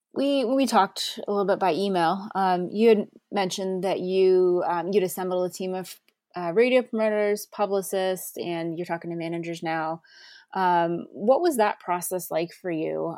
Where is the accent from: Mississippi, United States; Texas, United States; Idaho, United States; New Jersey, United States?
New Jersey, United States; also born or lived in Pennsylvania; I grew up in New Jersey